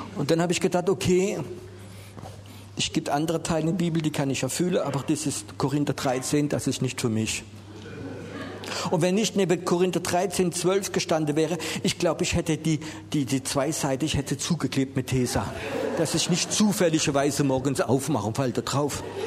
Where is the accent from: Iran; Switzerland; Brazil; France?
France; Wir sind ja Franzose und Englisch kennen wir nicht so